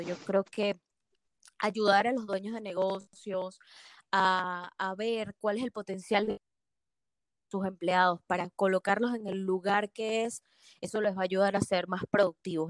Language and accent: Spanish; Venezuela; moved away as an adult; now in Atlanta, United States; yo, como sabes, ya soy de Venezuela.